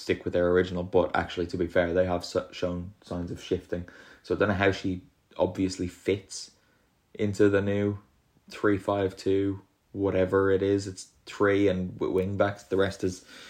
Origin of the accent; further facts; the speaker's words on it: Ireland; moved away as an adult; now in Italy; it's my home country and the country that I now live in.